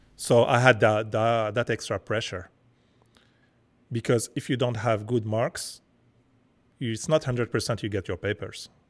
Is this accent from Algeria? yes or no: yes; Algeria; now in Montreal, Canada